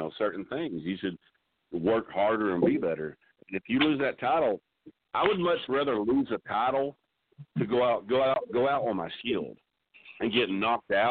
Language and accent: English; Texas, United States; I'm from Texas